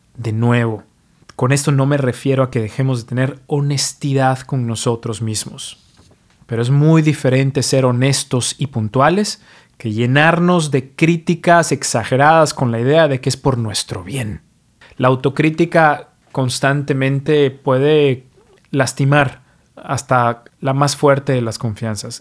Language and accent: Spanish; Mexico; now in New York, United States; soy mexicano, pero vivo y practico medicina en New York